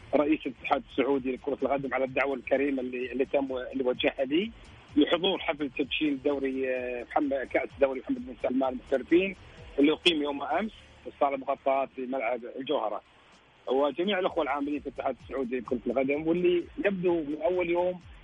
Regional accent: Kuwait; انا كويتي

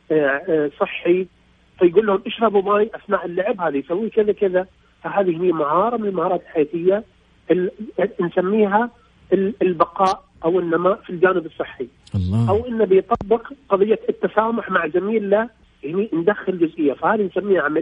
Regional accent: Bahrain

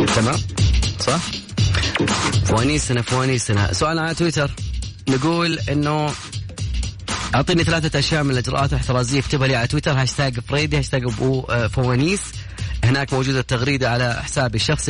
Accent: Kafr El Sheikh Governorate, Egypt; أحسن ناس بلدياتي

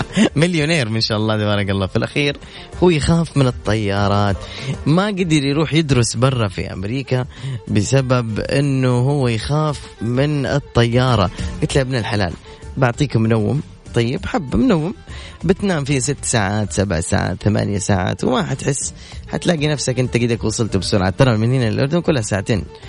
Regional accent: Medina, Medina Province, Saudi Arabia; moved away; مدينه مسقط راسي واهلي وجماعتي

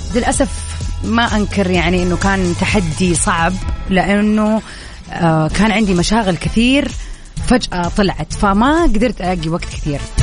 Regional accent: Jeddah, Makkah Province, Saudi Arabia; عندنا بجدة آه، في السعودية

